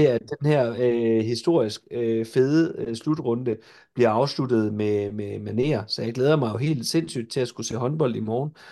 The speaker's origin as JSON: {"language": "Danish", "region": "Jutland", "country": "Denmark", "said": "jeg er jo jyde"}